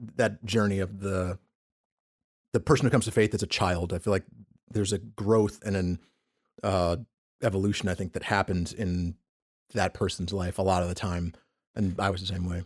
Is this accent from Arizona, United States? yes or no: no; Peekskill, New York, United States; also born or lived in Bronx, New York; I'm from New York originally, so we went to a church just, uh, uh, in, in, in Harlem. We lived in Westchester County, just outside of New York City